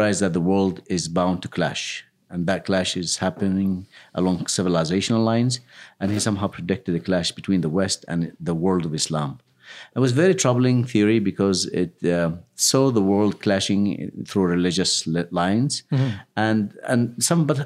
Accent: Yemen; moved away; I just grew up like every other kid growing up in Yemen

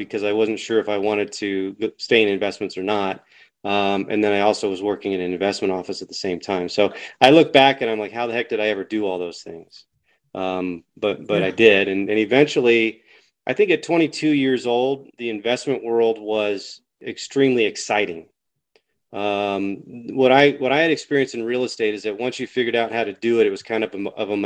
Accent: Denver, Colorado, United States; I'm 50 years old, born here in 1972

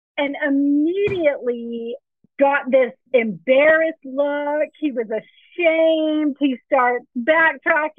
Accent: Texas, United States; also born or lived in Miami, Florida; I grew up in Texas, but we lived in Miami, Florida for a period of about 3 years

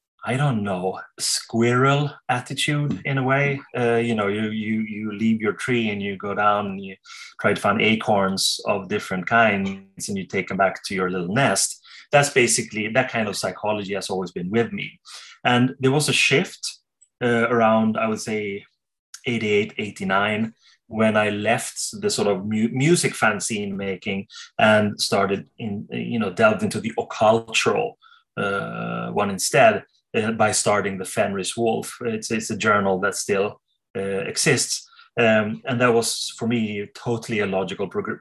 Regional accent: Sweden; I'm from Sweden

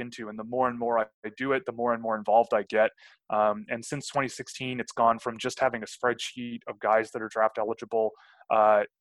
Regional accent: Toronto, Ontario, Canada; I grew up in Toronto

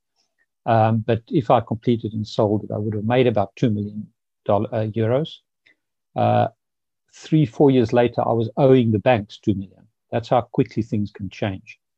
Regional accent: Pretoria, Gauteng, South Africa; moved away; I grew up in South Africa in the 60s, 70s

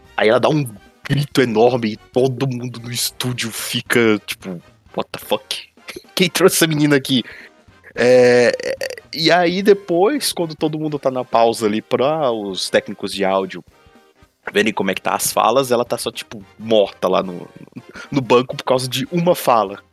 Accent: Brazil; como brasileiro

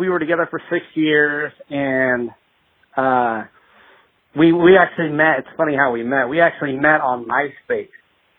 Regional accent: Springfield, Missouri, United States; I am from Springfield, Missouri.

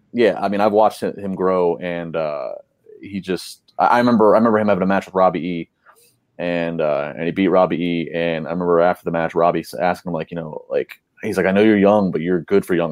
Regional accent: Maryland, United States; As a person that was born and raised in Maryland

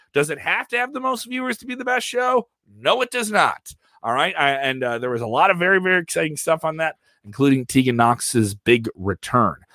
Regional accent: Ireland; Me as an Irish guy

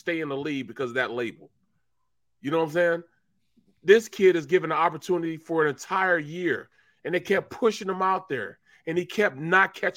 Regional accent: St. Louis, Missouri, United States; I'm from St. Louis, the show me state

